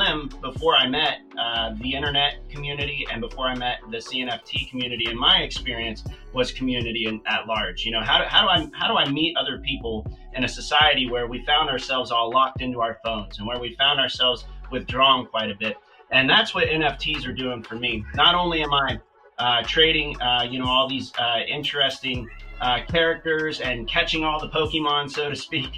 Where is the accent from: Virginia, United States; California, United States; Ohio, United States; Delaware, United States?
Ohio, United States; I'm out of Ohio, you know, which is kind of the Midwest USA here